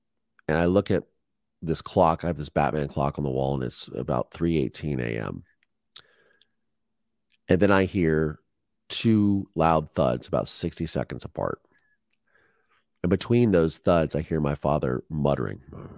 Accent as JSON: {"language": "English", "town": "Dahlgren", "region": "Virginia", "country": "United States", "tie": "born or raised there", "also_born_or_lived": "Philadelphia / Pensacola", "said": "And then we moved to Dahlgren, Virginia when I was like 1 year old. And I lived on a naval base where I grew up for the next 4 years in Dahlgren, Virginia."}